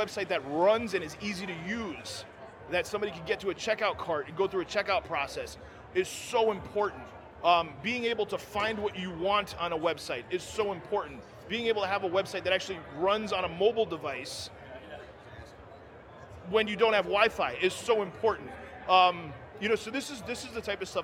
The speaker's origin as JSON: {"language": "English", "region": "New Jersey", "country": "United States", "said": "I'm from Jersey."}